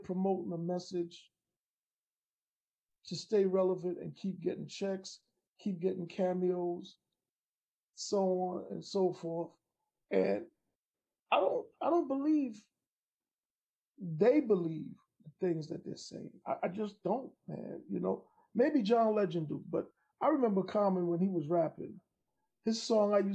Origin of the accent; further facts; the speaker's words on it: New York City, New York, United States; growing up in Queens on my block